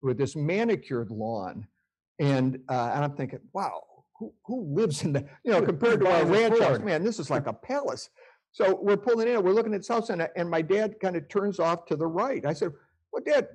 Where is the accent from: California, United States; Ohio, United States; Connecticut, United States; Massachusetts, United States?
Ohio, United States; Cleveland; also born or lived in Russell, Ohio; I grew up in Cleveland, Ohio, working class family, and we lived on the east side of Cleveland